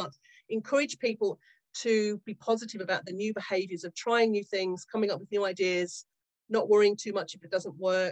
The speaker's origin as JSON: {"language": "English", "country": "Australia", "tie": "born or raised there", "moved": "as an adult", "lives_now": "Yorkshire, United Kingdom", "said": "I grew up in Australia in the 70s and 80s."}